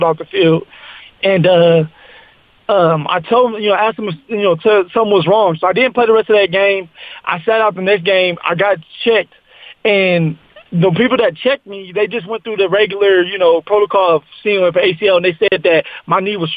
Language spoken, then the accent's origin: English; Colorado, United States; I was from Colorado